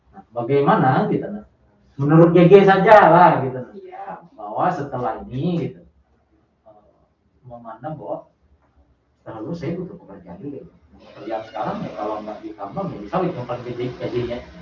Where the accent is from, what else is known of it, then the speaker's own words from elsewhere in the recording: Bali, Indonesia; now in Palangkaraya, Indonesia; dari daerah saya di daerah Bali sana